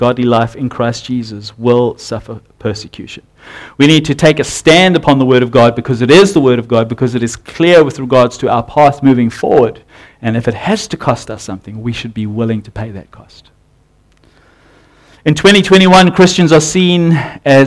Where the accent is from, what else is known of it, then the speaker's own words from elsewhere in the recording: South Africa; now in New Zealand; I'm from South Africa, and in South Africa we had a naming convention